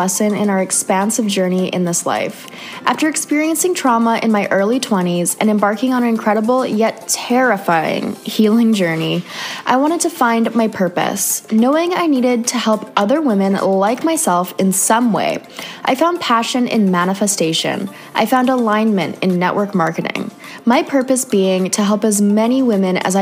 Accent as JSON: {"language": "English", "country": "Canada", "moved": "yes", "said": "another Canadian girl"}